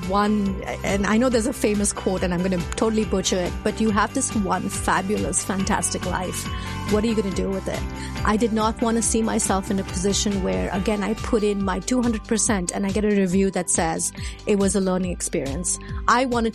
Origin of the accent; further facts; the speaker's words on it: India; moved away as an adult; now in United States; I was an Indian, born and raised in India, now living in the States